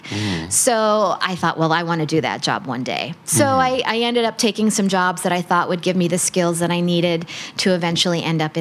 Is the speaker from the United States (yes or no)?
yes; United States; first language English; moved away as an adult; now in Thailand; I'm coming from the United States